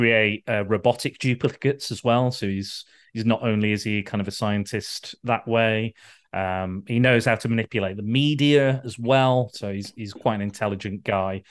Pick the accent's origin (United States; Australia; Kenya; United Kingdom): United Kingdom; Blackpool, North West England; moved away; I was born in Blackpool